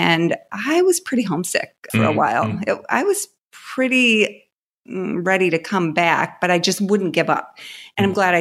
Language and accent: English; Southwest Michigan, United States; moved away; I grew up in Southwest Michigan